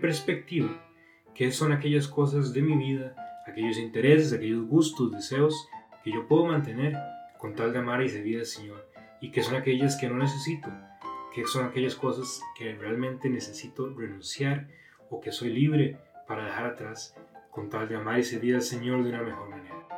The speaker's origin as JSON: {"language": "Spanish", "country": "Costa Rica", "moved": "as an adult", "lives_now": "Monterrey, Mexico", "said": "soy de Costa Rica"}